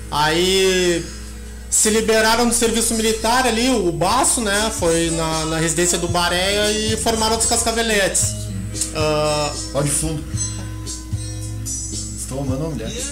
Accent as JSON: {"language": "Portuguese", "region": "São Paulo", "country": "Brazil", "said": "Sabia que eu sou paulista e eu não conhecia"}